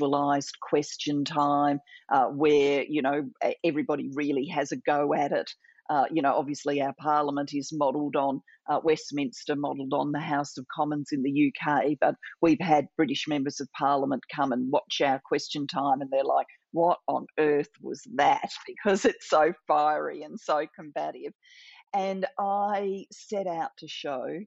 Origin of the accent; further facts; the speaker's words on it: Adelaide, South Australia, Australia; I'm sitting in my hometown of Adelaide, Australia. This is where I grew up